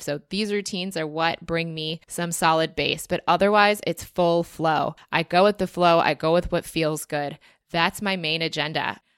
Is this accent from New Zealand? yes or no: no; United States; as an American citizen